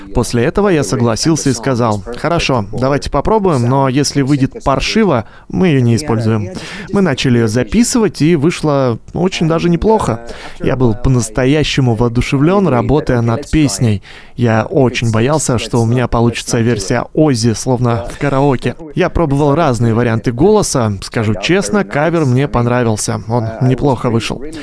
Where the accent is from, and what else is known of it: Finland; born or raised there